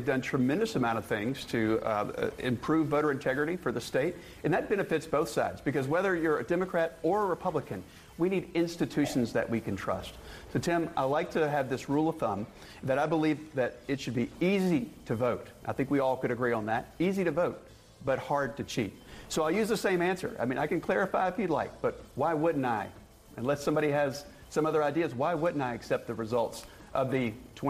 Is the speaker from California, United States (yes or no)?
no; North Carolina, United States; I tell people that my style is distinctly North Carolinian. And I was born here in North Carolina, educated in state schools and public high schools. So I'm a true North Carolinian through and through.